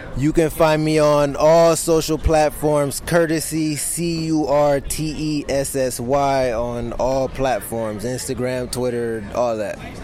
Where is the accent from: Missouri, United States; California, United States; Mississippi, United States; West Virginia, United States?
California, United States; Los Angeles; I am from Los Angeles, California